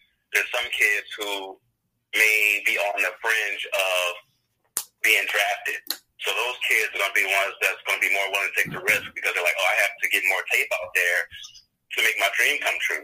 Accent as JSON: {"language": "English", "region": "Louisiana", "country": "United States", "tie": "born or raised there", "moved": "yes", "said": "growing up in Louisiana"}